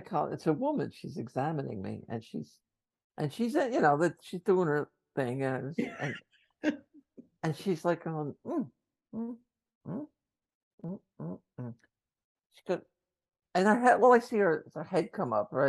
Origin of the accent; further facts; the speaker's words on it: New Jersey, United States; I'm from Jersey